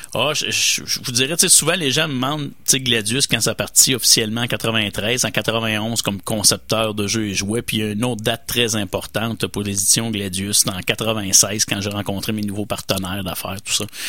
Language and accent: French; Quebec, Canada; chez nous au Québec